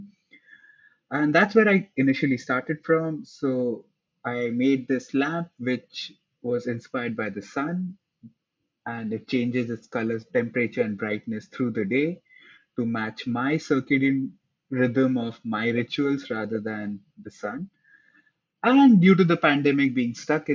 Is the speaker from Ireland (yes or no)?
no; India; moved away as an adult; now in New York, United States; I grew up in India next to a desert